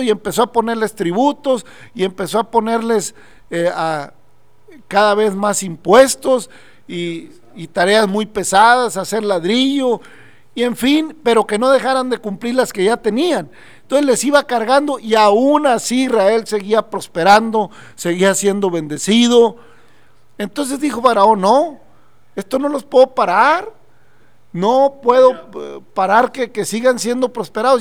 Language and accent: Spanish; Mexico; nosotros como mexicanos, aún en eh, acá en México